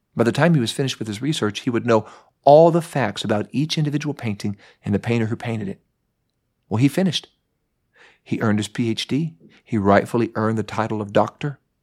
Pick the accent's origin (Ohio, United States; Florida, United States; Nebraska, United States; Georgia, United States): Ohio, United States; Mount Vernon; I was growing up in Mount Vernon, Ohio